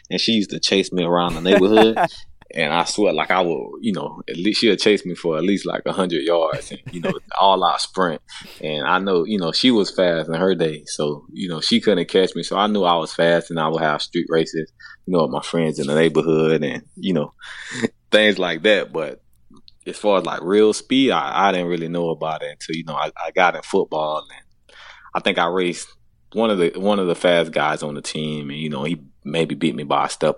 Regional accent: Winter Garden, Florida, United States; originally, you know, I'm from Winter Garden, Florida. You know, grew up with my mom and my dad

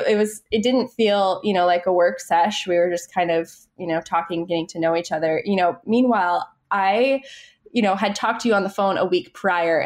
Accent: Maine, United States; moved away as an adult; now in New York, United States; I grew up in Maine, which isn't, you know, as bad as Minnesota, but we do get our fair share of snow

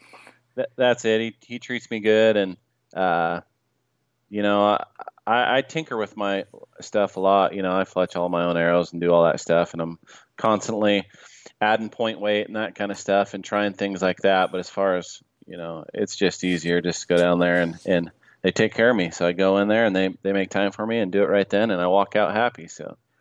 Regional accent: Salmon, Idaho, United States; I grew up in Salmon, Idaho

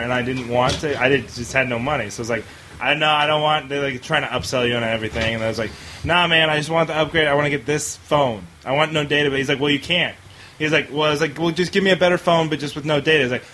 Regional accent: Seattle, Washington, United States; moved away as an adult; also born or lived in Boston; I'm from Seattle

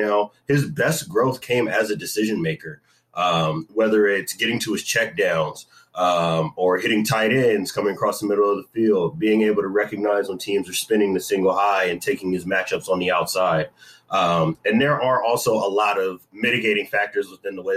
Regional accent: San Diego, California, United States; also born or lived in Sacramento; born and raised in San Diego, California. So I'm a Southern California boy

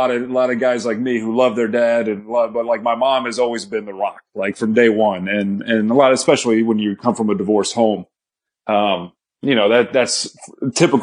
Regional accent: Texas, United States; I grew up in Texas with my stepdad and my mom

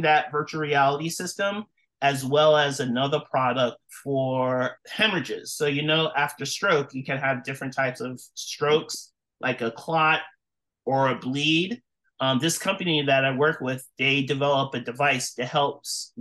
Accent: New York City, New York, United States; moved away as an adult; now in Washington, D.C., United States; I am originally from New York City, so born and raised, but I moved to the Washington, D.C. area to start working at MedStar NRH

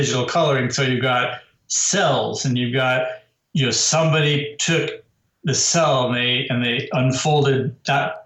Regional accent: United States; as an American

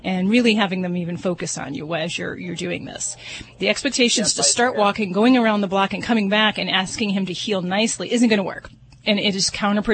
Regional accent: Las Vegas, Nevada, United States; I'm from Vegas

